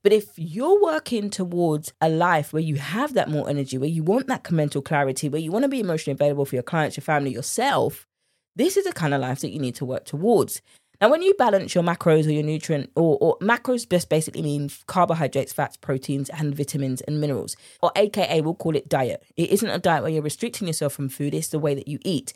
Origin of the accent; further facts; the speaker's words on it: United Kingdom; accent: British; my British accent